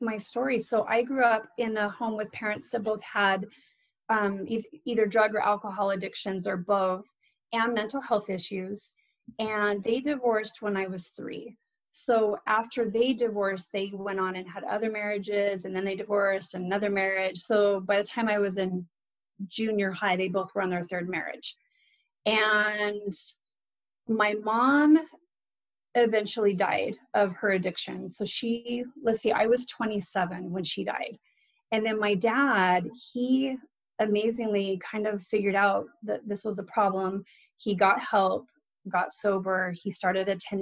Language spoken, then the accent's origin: English; Arizona, United States; We were raised in Arizona